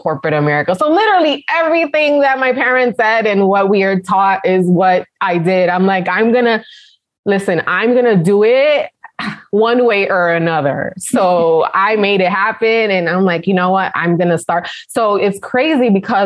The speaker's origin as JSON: {"language": "English", "town": "New York City", "region": "New York", "country": "United States", "tie": "born or raised there", "also_born_or_lived": "Connecticut", "moved": "yes", "said": "the company gave me a promotion to work in the Manhattan office. Mm-hmm. So that's how I came back to my hometown"}